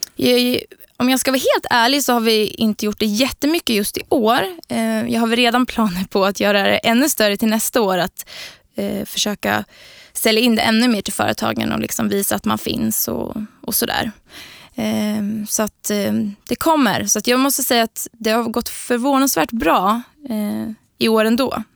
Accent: Linköping, Östergötland, Sweden; Jag är från Linköping också, så född och uppvuxen där

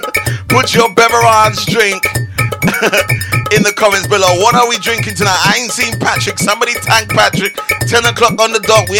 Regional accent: United Kingdom; I'm not Trini, I'm British. I've got a British passport.

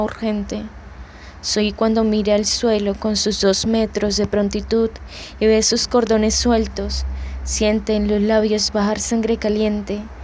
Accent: Bogotá, Colombia; moved away; soy de Bogotá, Colombia.

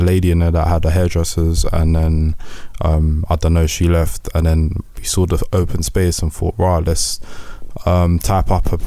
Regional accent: Croydon, London, United Kingdom; We are coming from Croydon

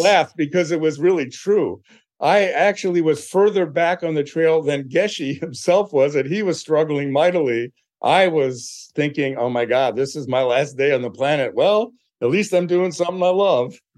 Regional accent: Philadelphia, Pennsylvania, United States; I was born in Philadelphia.

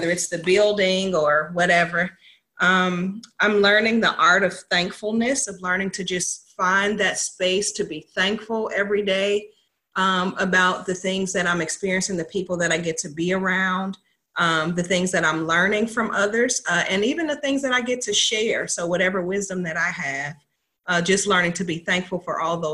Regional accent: United States; I'm from Southside

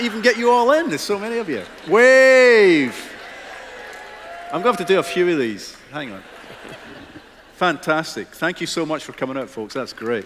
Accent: Fife, Scotland, United Kingdom; where I grew up in Fife

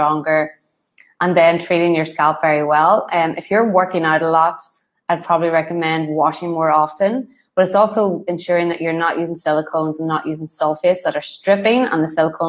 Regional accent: Ireland; I'm Irish

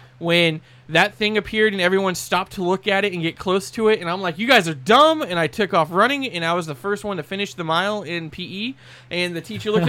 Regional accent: United States; Growing up in Edgewater Hills with all the rattlesnakes

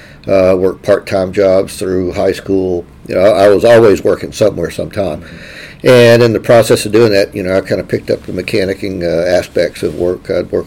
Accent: Lake Charles, Louisiana, United States; I'm from Lake Charles here

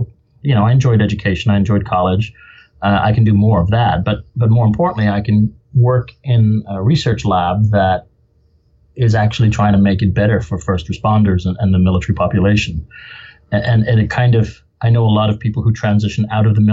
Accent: Limerick, Munster, Ireland; also born or lived in Benoni, South Africa / Dublin, Ireland / United Kingdom; now in Spokane, United States; I grew up in Limerick on the West Coast

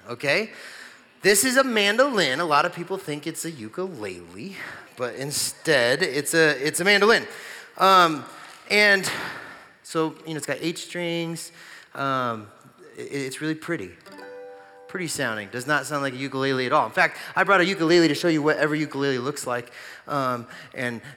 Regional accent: Gypsum, Colorado, United States; also born or lived in Greeley, Colorado; I played for this little tiny church where I grew up in Gypsum, Colorado.

